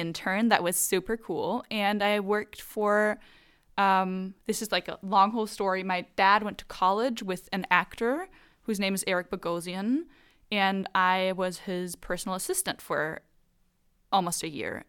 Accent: Germany; growing up in Germany with American grandparents

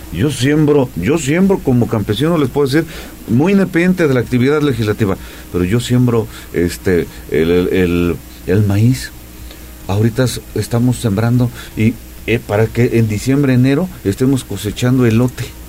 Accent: Coayuca de Andrade, Puebla, Mexico; Coayuca, mi pueblo

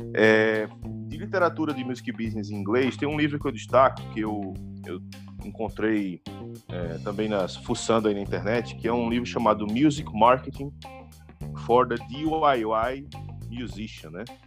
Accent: Recife, Pernambuco, Brazil; eu sou de Recife

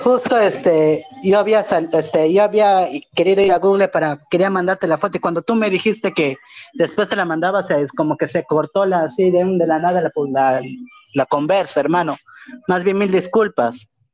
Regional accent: Peruvian Amazon, Peru; nosotros, por ejemplo, en la selva, o sea, nosotros somos Perú

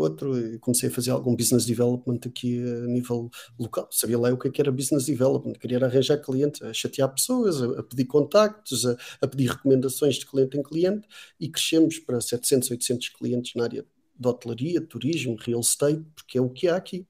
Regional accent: Macau; moved away as an adult; also born or lived in Algarve, Portugal; now in Portugal; eu, eu, cresci em Macau

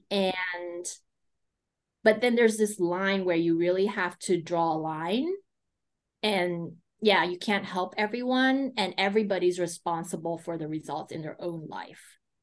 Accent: United States; I grew up in the States

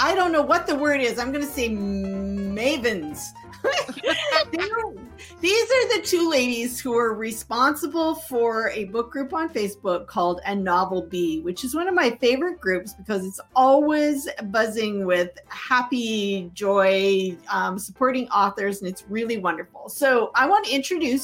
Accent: Canada; now in Washington, United States; I grew up in Canada and I'm living in Washington.

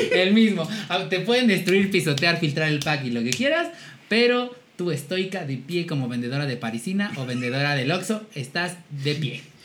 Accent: Puebla, Mexico; como buenas poblanas

